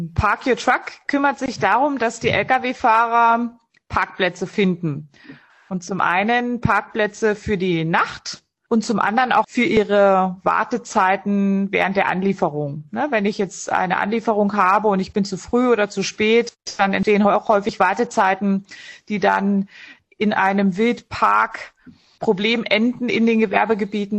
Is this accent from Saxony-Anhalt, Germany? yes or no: yes; Dessau, Saxony-Anhalt, Germany; moved away as an adult; also born or lived in Munich; Dessau ist meine Heimatstadt